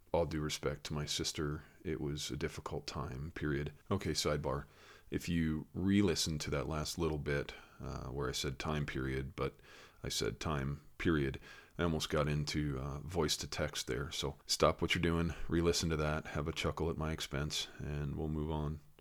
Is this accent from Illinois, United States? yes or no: no; Connecticut, United States; I grew up in Connecticut, in New England, typically liberal